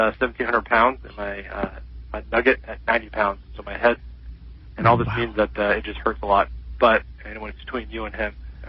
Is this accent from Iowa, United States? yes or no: no; North Carolina, United States; now in South Carolina, United States; I grew up in North Carolina.